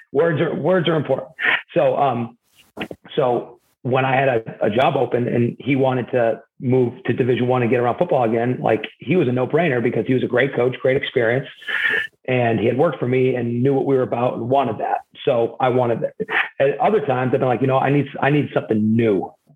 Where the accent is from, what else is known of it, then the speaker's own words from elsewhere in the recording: the South, United States; I'm from the South. Bringing me home is closer to family, would take a lot of stress off of me and my wife.